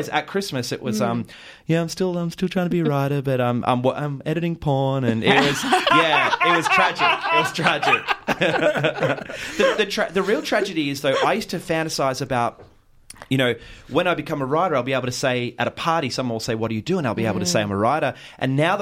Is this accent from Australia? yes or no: yes; Mornington Peninsula, Victoria, Australia; now in Ocean Grove, Australia; I grew up on the Mornington Peninsula.